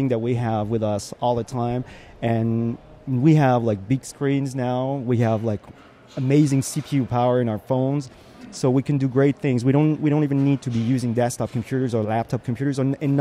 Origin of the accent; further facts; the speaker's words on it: Strasbourg, Grand Est, France; I do a thing called Strasbourrug in my hometown